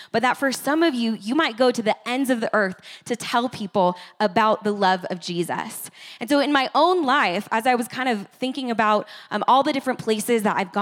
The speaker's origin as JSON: {"language": "English", "town": "Escondido", "region": "California", "country": "United States", "tie": "born or raised there", "said": "that's my hometown too, Escondido"}